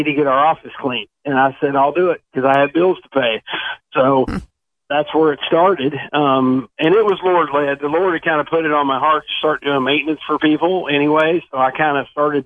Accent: Eastern Kentucky, United States; moved away as an adult; now in Fort Myers, United States; I'm from Eastern Kentucky, and where I'm from, if you can't do a lot of different things, then you don't eat

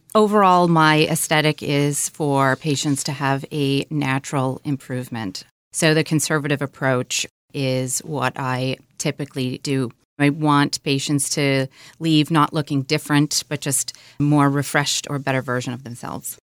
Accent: Michigan, United States; I grew up in Michigan. a small town about an hour or so north of Detroit

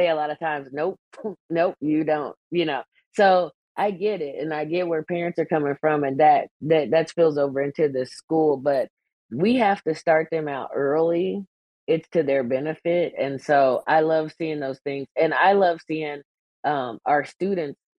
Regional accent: Kansas, United States; the small town that I grew up in Kansas

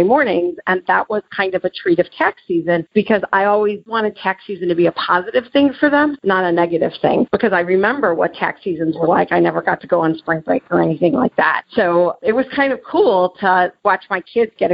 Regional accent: Chicago, Illinois, United States; I'm from Chicago and I lived at Georgetown for the summer.

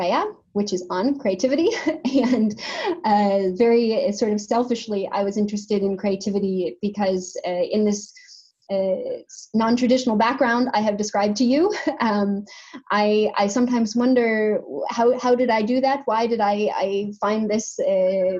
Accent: United States; moved away as an adult; now in Denmark; I'm from the States

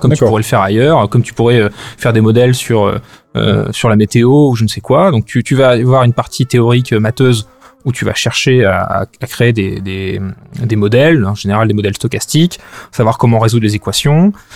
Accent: France; moved away as an adult; also born or lived in London; now in Brussels, Belgium; j'ai j'ai grandi en France jusqu'à la fin de mes études.

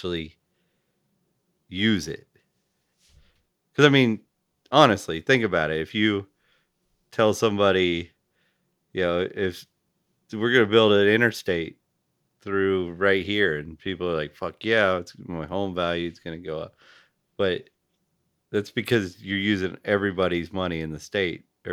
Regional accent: the South, United States; I grew up in the South

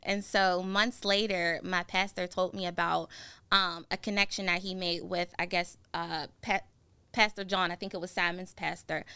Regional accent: McKeesport, Pennsylvania, United States; I grew up in McKeesport, a little bit outside of the city of Pittsburgh.

